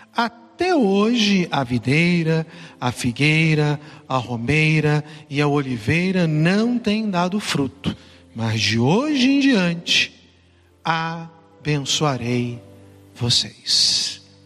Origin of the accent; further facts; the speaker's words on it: Brazil; now in São Paulo, Brazil; lá no meu estado, né? é onde, onde eu nasci, fui criado